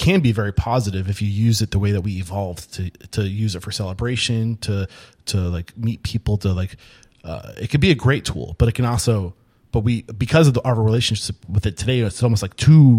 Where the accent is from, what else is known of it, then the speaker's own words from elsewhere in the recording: New Hampshire, United States; I grew up in New Hampshire, probably one of the most least diverse places.